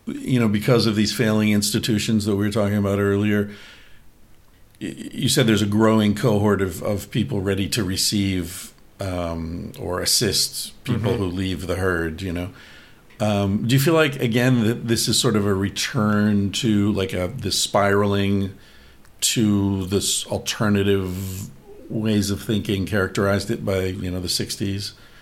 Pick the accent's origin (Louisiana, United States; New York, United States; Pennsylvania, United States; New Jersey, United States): Pennsylvania, United States; Bellefonte; I was born in Bellefonte.